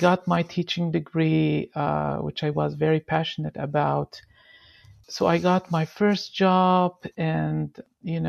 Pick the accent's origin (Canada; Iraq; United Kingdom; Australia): Iraq; now in United States; I am originally from Iraq. I came here as a refugee in 2011.